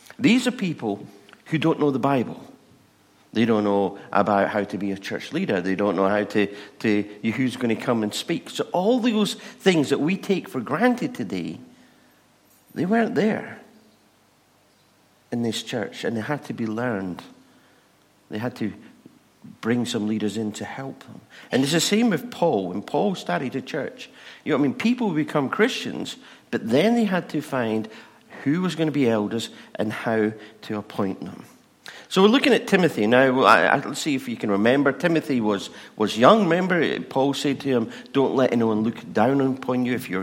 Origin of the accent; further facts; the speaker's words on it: England, United Kingdom; We're English